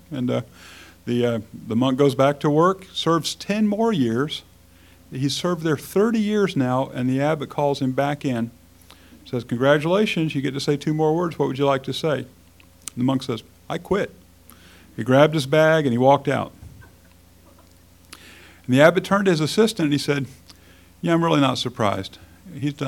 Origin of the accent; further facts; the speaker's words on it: United States; As free Americans in the 21st century